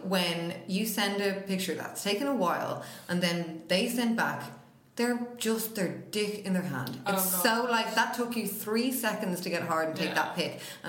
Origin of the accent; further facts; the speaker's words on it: Dublin, Leinster, Ireland; we're from Dublin. That's what you say, but we love all Ireland.